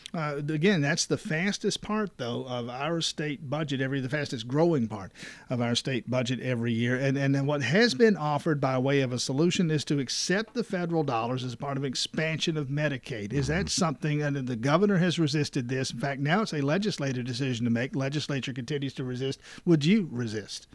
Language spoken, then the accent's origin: English; South Georgia, United States; I'm from South Georgia, which is a part of the state that that doesn't have the challenge of growth